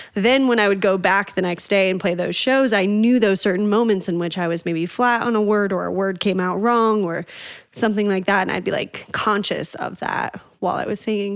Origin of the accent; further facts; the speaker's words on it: Northern Colorado, United States; also born or lived in Boulder, Colorado / Oregon / Spain; I grew up in Northern Colorado